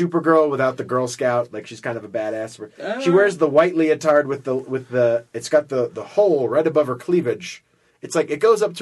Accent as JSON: {"language": "English", "region": "Florida", "country": "United States", "tie": "born or raised there", "said": "I grew up in Florida"}